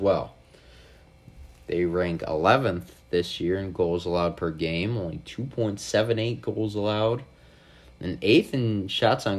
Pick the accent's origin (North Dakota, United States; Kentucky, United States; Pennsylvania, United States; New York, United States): New York, United States; Buffalo; I am from Buffalo